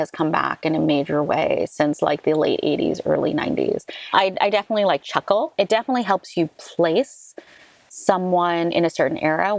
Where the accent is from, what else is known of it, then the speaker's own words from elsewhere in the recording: New York City, New York, United States; I was raised in Manhattan near Columbia University